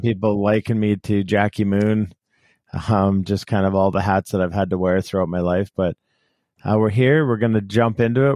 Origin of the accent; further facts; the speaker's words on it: Canada; we grew up in Canada and very few people played football.